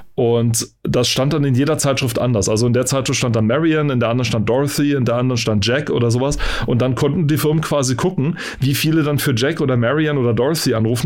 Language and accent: German; East Germany, Germany; ich bin im Osten aufgewachsen